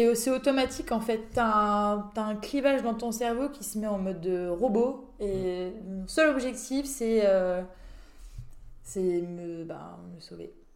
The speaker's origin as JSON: {"language": "French", "town": "Saint-Dié-des-Vosges", "region": "Grand Est", "country": "France", "moved": "yes", "said": "Je viens des Vosges, de Saint-Dié des Vosges."}